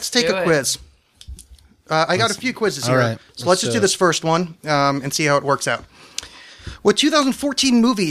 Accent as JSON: {"language": "English", "region": "East Coast", "country": "United States", "tie": "born or raised there", "moved": "yes", "lives_now": "Portland, United States", "said": "I grew up in the East Coast"}